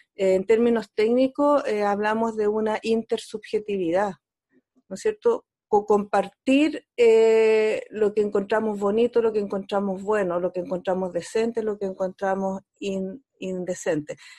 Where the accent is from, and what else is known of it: Chile